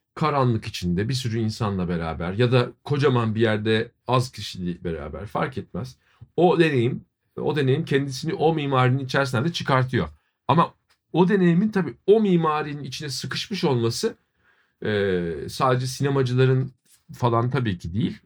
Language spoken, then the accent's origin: Turkish; Ankara, Turkey; now in Istanbul, Turkey; Kerem de ben de Ankara doğumluyuz